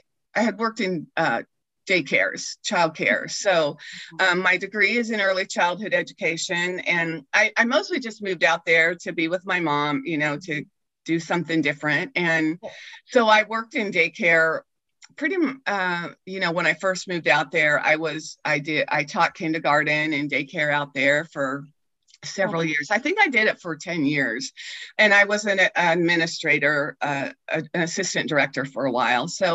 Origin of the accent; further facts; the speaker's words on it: Kansas, United States; also born or lived in Colorado; I was born in Kansas, raised in Kansas.